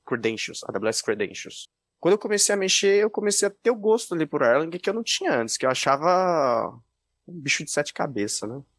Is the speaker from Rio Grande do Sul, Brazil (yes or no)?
no; Jundiaí, São Paulo, Brazil; sou do interior de São Paulo, de Jundiaí